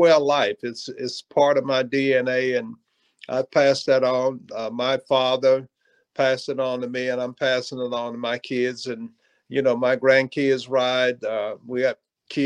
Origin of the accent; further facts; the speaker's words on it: Georgia, United States; I grew up on a farm in Georgia